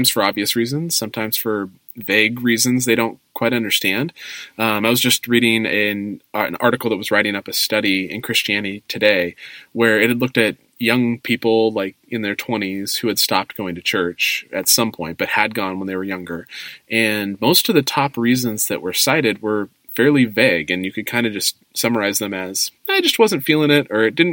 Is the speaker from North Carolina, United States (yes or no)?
no; California, United States; now in Chicago, United States; We live in Chicago, but we're from California. And this year, we're moving back home